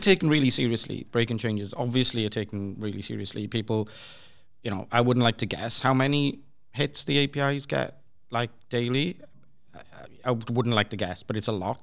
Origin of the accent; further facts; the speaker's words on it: Swansea, Wales, United Kingdom; I'm from Swansea in the U K